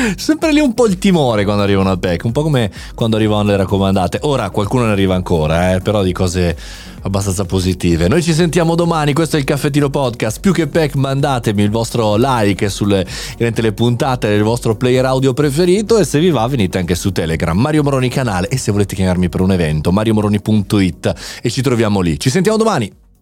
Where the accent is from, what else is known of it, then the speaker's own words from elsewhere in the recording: Italy; un paese nostro particolare, un paese avanti